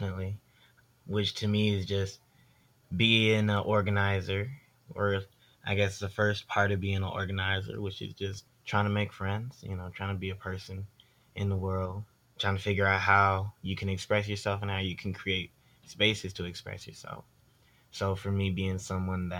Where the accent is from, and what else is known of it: Fredericksburg, Virginia, United States; born or raised there; also born or lived in Detroit, Michigan / Dumfries, Virginia